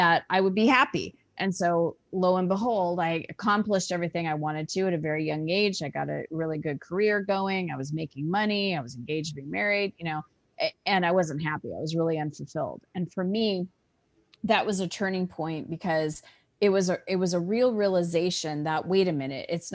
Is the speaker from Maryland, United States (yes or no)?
no; Scottsdale, Arizona, United States; I was born and raised in Scottsdale, Arizona